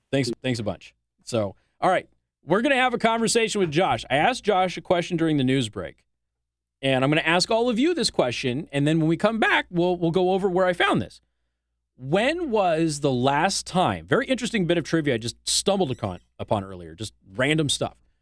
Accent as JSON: {"language": "English", "region": "Southwest", "country": "United States", "moved": "yes", "lives_now": "Mishawaka, Indiana, United States", "said": "I'm from the Southwest"}